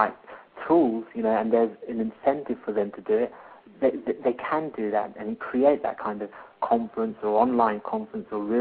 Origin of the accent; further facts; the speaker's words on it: India; now in United Kingdom; I'm in the UK at the moment, I'm an Indian guy in the UK